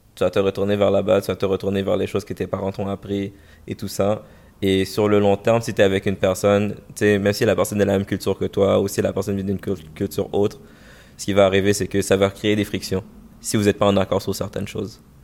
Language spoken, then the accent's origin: French; Montreal, Quebec, Canada; born or raised there